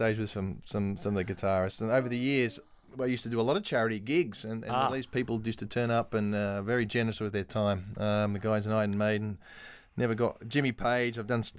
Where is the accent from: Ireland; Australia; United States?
Australia; now in London, United Kingdom; I mean, being an Aussie, you need a base somewhere.